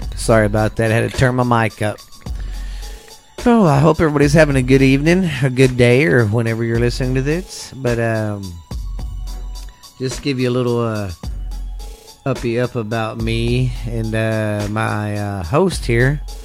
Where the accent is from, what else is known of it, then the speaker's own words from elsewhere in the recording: Texas, United States; I grew up in the South in Texas down here